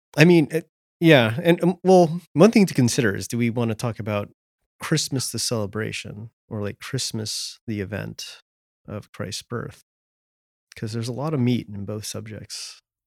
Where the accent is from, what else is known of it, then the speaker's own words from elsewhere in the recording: California, United States; moved away as an adult; now in Washington, D.C., United States; I grew up in California and, uh, moved to D C around twelve years ago